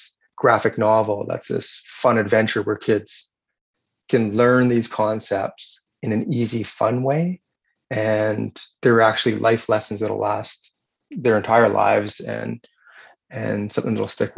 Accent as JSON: {"language": "English", "area": "northern Vancouver Island", "region": "British Columbia", "country": "Canada", "tie": "born or raised there", "lives_now": "Victoria, Canada", "said": "I grew up on the West Coast my entire life. So I grew up on northern part of the island."}